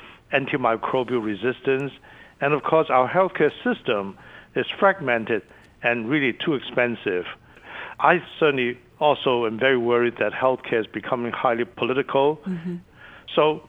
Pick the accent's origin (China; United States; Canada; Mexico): China; born there; English is a second language; moved away; also born or lived in Hong Kong; as you know, I was born in China, mm-hmm. and my family and I left, you know, the border to Hong Kong. And then I was fortunate enough to come over here to study.